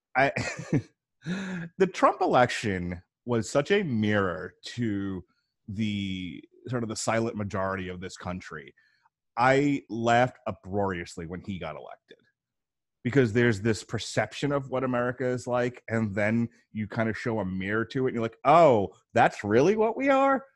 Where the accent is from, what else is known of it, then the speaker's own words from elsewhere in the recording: New York, United States; now in Florida, United States; I'm originally from New York, now living in the sunny state of Florida.